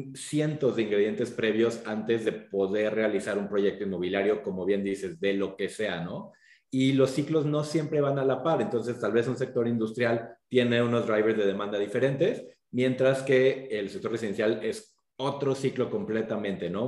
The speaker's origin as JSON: {"language": "Spanish", "country": "Mexico", "also_born_or_lived": "United States", "moved": "as an adult", "said": "como mexicanos"}